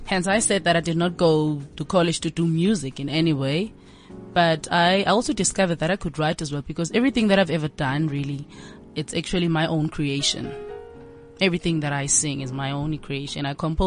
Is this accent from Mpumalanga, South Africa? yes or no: yes; Siyabuswa, Mpumalanga, South Africa; I'm from Mpumalanga, Gwandebele, in Siyabuswa.